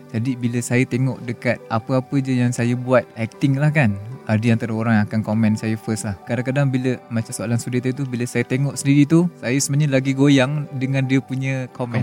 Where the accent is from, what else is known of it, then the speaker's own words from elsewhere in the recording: Kuala Lumpur, Malaysia; also born or lived in Sungai Petani, Kedah / Segamat, Johor; saya berasal daripada AU3 Keramat KL kampung di Sungai Petani di Tikam